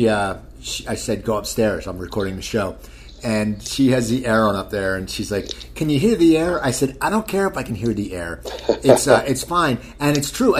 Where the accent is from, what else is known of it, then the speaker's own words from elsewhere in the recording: Cherry Hill, New Jersey, United States; now in Burbank, United States; I grew up in Cherry Hill.